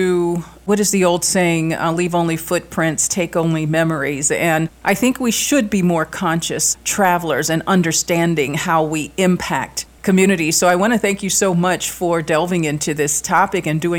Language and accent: English; Washington, District of Columbia, United States; moved away; I'm from Washington, D.C., and I remember the U Street corridor before it was gentrified